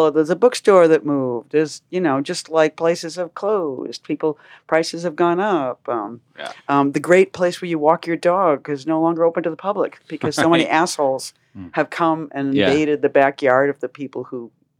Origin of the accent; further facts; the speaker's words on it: Boston, Massachusetts, United States; moved away as an adult; also born or lived in Marfa, Texas; where I grew up in Massachusetts in the 50s and 60s.